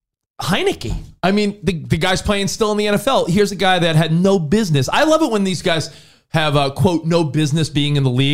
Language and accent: English; East Coast, United States; you talked earlier on Overpromised about your love of that New York City slice of pizza, because we're from the East Coast.